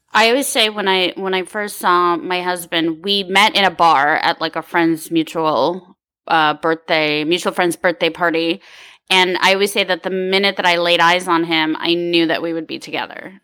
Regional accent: Ukraine; now in California, United States; I was born in the Ukraine

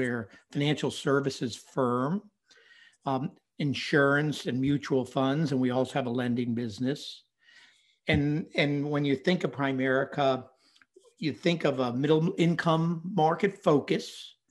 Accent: Winston-Salem, North Carolina, United States; also born or lived in Brooklyn, New York; and then my family moved to Winston-Salem, North Carolina.

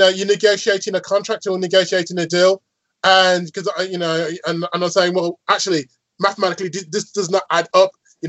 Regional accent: Birmingham, West Midlands, United Kingdom; I'm from Birmingham, yes, and my team is Aston Villa

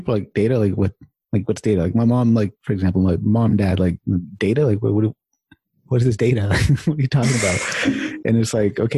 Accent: California, United States; I was born and raised in California

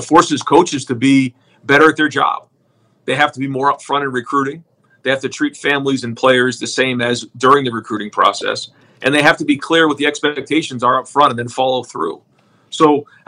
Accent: New England, United States; growing up in New England watching, you know, Brady those first 10 years

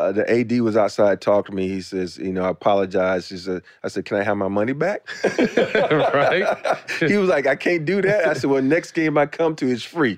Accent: Andalusia, Alabama, United States; growing up in Alabama

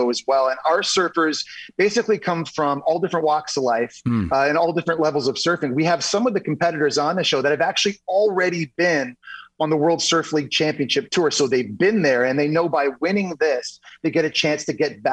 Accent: Ottawa, Ontario, Canada; I grew up in Ottawa, Canada

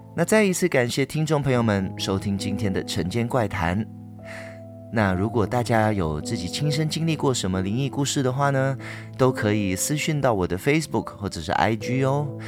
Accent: Ipoh, Perak, Malaysia; 在我的家乡怡保有一个运动公园，叫做 Polo Ground

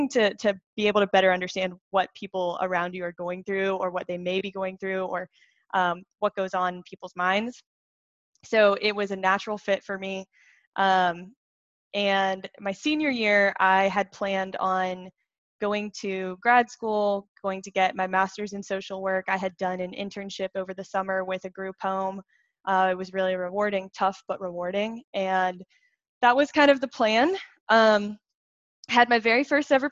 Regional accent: Greenville, South Carolina, United States; I am from Greenville, South Carolina. That's actually where I live now. But I grew up fourth child of four kids

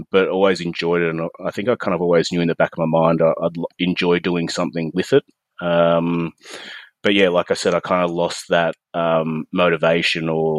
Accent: Victoria, Australia; also born or lived in Melbourne; I'm an Australian landscape and nature photographer. I'm based in a remote part of Victoria

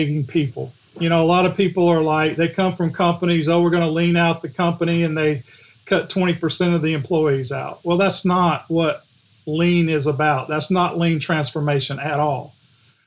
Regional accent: Griffin, Georgia, United States; accent: Southern; Grew up in Griffin

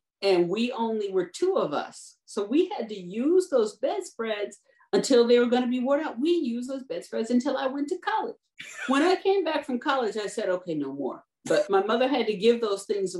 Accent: Detroit, Michigan, United States; I'm from Detroit

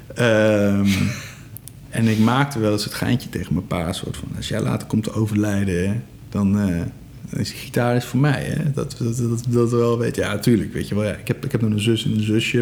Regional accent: Egmond, North Holland, Netherlands; ik kom zo uit Egmond

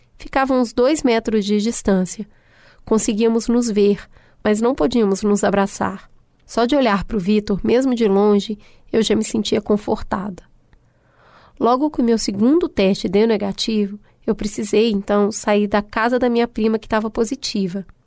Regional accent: Minas Gerais, Brazil; accent: mineiro; misturar inglês com sotaque mineiro

